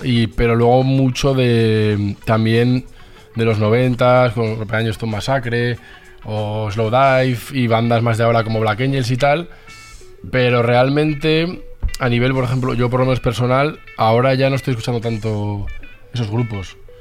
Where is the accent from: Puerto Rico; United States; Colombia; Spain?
Spain; Zaragoza, Aragon; moved away as an adult; now in Madrid, Spain; somos todos de Zaragoza y Luego volví a Zaragoza y ahora otra vez aquí